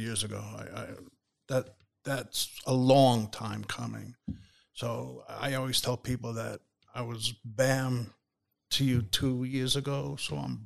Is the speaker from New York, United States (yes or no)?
yes; New York City, New York, United States; moved away; It's Queens, Jackson Heights